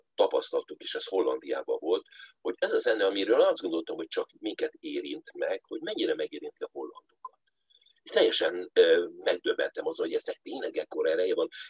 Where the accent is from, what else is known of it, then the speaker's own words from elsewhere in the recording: Budapest, Hungary; Budapesten a belvárosban lakva